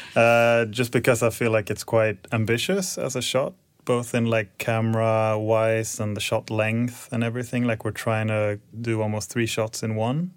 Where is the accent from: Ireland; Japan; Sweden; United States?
Sweden; Stockholm, Stockholm County; moved away as an adult; also born or lived in Copenhagen / Luleå; I'm originally from Stockholm, so I moved back in twenty sixteen and been here ever since